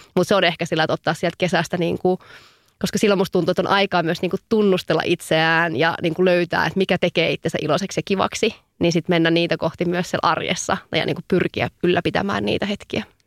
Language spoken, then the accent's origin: Finnish; Savo, Finland; now in Helsinki, Finland; mä oon savolainen höpöttäjä